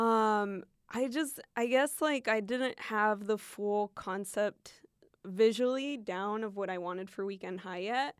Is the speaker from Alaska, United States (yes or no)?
yes; Fairbanks, Alaska, United States; first language Spanish; English is a second language; moved away; where I grew up, it's a small town, it's in Fairbanks